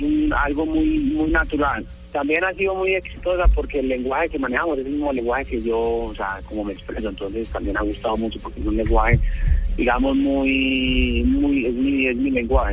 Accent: Paisa, Antioquia, Colombia; accent: paisa; moved away as an adult; also born or lived in Italy; muy, muy, muy paisa. Está, este lo tengo muy pegado. No, 10 años para allá, pero no, no cambia nada

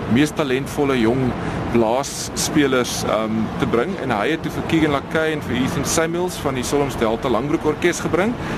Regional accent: Stellenbosch, Western Cape, South Africa; also born or lived in Pretoria / Noordhoek / Mowbray; so ek het op Stellenbosch groot geword

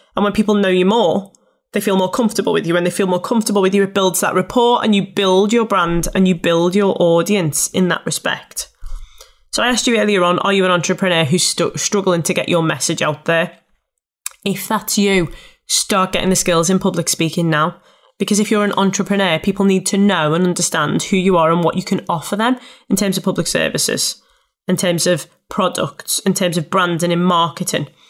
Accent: Liverpool, North West England, United Kingdom; accent: Scouse; I'm a scouser. And it was around the fact that I thought, people won't wanna listen to me. I'm from Liverpool

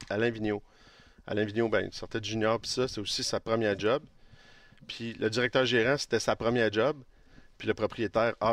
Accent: Laval, Quebec, Canada; vient, vient, du Québec, on vient de Laval, on vient des petits villages, là, dans le fond. Là on est quand même à la base des gens qui ont grandi modestement.

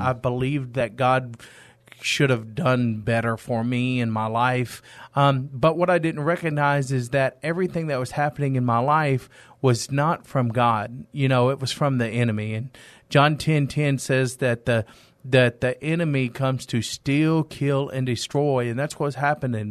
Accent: East Texas, United States; moved away as an adult; now in San Antonio, United States; I'm originally from East Texas. I've been in San Antonio for ten years.

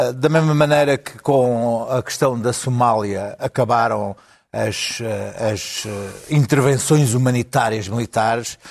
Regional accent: Alentejo, Portugal; como alentejano

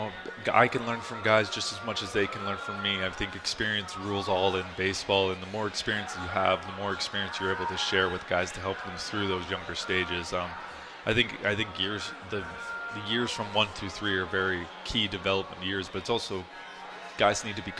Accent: Philadelphia, Pennsylvania, United States; I think growing up in Philly or coming up with Philly was really interesting. And, you know, it is a rich baseball culture there as well.

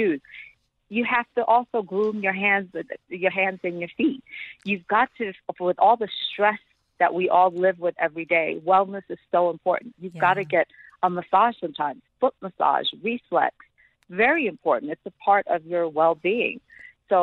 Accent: Ethiopia; moved away; also born or lived in New York, United States / South Africa; I was born and raised in Ethiopia

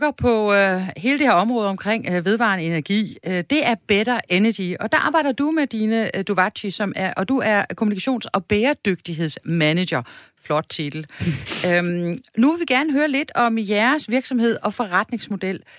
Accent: the West Coast, West Jutland, Denmark; jeg voksede op på Vestkysten

